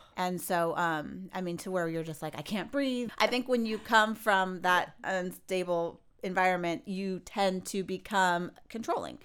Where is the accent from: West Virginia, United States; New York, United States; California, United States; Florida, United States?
California, United States; I'm from California